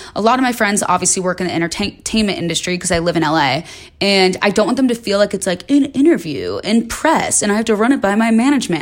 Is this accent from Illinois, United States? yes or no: yes; Chicago, Illinois, United States; moved away as an adult; now in Los Angeles, United States; I moved to L A when I was nineteen from Chicago. I grew up in the suburbs